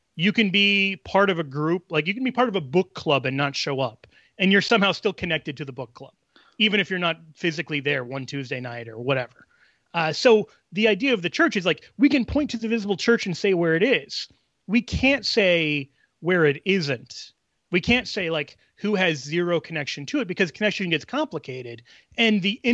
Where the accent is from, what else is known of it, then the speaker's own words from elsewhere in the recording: United States; also born or lived in Rome; I lived for 3 years as an American in Rome